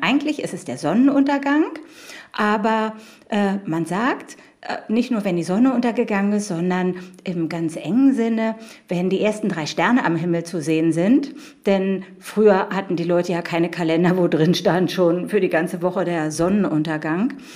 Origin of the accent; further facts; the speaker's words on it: Berlin, Germany; Ich bin gebürtige Berlinerin